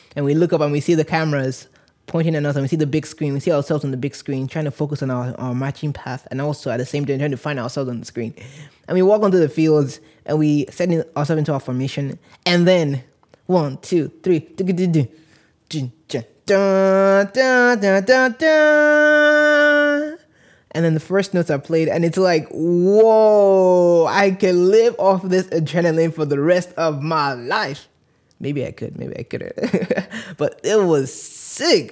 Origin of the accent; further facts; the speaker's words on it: Nigeria; moved away; also born or lived in San Antonio, Texas; I grew up in Nigeria